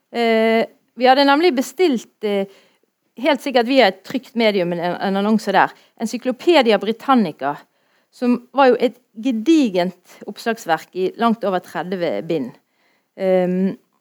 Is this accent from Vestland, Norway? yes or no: yes; Bergen, Vestland, Norway; jeg er fra Ytre Sandviken, så jeg sier det sånn som det, vi gjør det